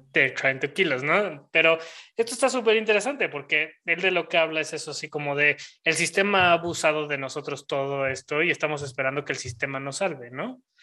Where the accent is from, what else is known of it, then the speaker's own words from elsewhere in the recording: Mexico; en el México que vivimos hoy en día, como mexicanos